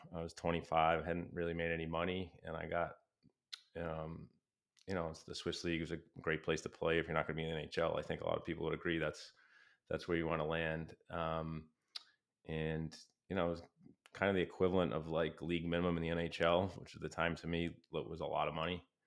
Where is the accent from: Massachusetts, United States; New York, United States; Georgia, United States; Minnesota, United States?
Massachusetts, United States; Plymouth; also born or lived in Brockton / Rockland; I grew up in Plymouth and then Rockland